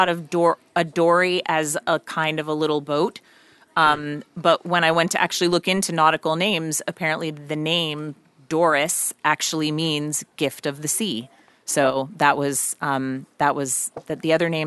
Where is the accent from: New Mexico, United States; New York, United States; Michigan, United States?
New York, United States; I grew up out just outside of New York City